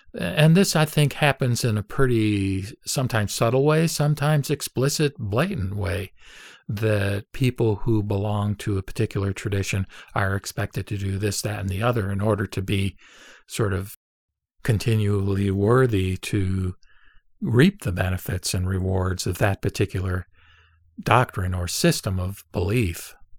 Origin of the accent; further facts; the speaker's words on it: United States; I was born and raised in America